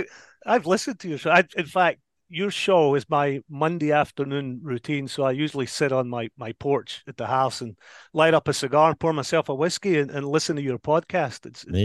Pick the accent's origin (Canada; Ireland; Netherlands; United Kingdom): United Kingdom; Paisley, Scotland; now in United States; Yeah, so I grew up in Paisley, and I actually grew up in a little neighborhood called Fergusley Park, which up until very recently was the most deprived neighborhood in al